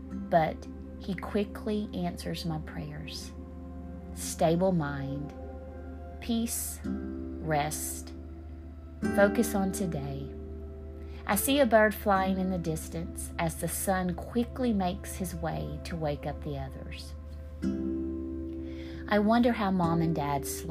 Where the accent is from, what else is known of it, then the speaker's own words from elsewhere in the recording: Sheridan, Texas, United States; moved away; also born or lived in Chicago; my hometown of Sheridan, Texas